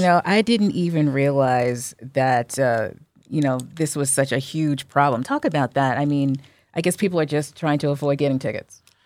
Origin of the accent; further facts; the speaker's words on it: New Jersey, United States; I'm from Jersey